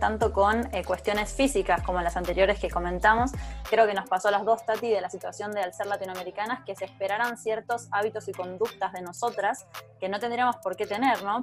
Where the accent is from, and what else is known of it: Argentina